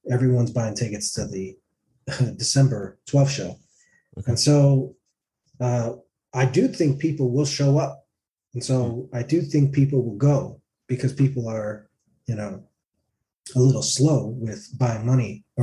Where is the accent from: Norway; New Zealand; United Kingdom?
Norway; Tromsø, Troms; I'm from uh, Tromsø.